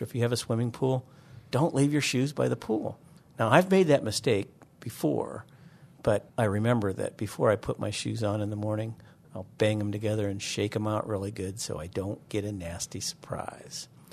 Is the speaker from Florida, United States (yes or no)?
no; Northeastern Ohio, United States; moved away; growing up in Northeastern Ohio, I wanted to be a marine biologist